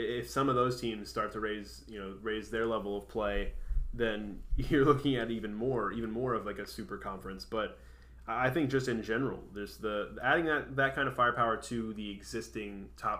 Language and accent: English; Tampa, Florida, United States; I grew up in Tampa, and I was going to USF games